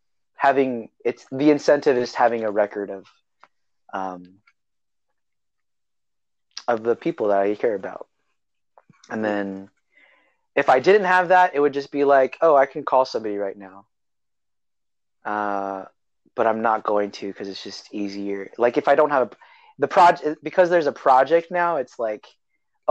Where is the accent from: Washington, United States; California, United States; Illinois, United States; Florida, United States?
California, United States; Salinas; also born or lived in Hayward, California; my parents moved back to their hometown, Salinas, California. And I lived in Salinas, California for 8 years of my life.